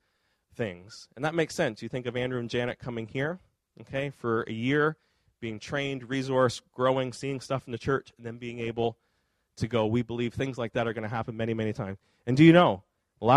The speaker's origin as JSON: {"language": "English", "region": "Nova Scotia", "country": "Canada", "moved": "yes", "lives_now": "Fredericton, Canada", "said": "I'm from Nova Scotia. Angela's dad's there. My parents are there"}